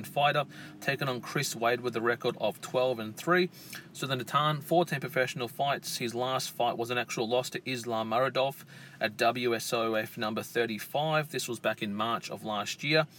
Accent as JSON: {"language": "English", "country": "Australia", "said": "here in my home country of Australia"}